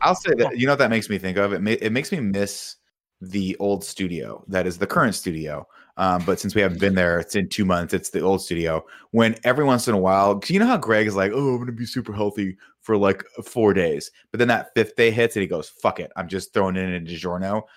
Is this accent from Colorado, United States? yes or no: no; Riverside, California, United States; when I grew up in Riverside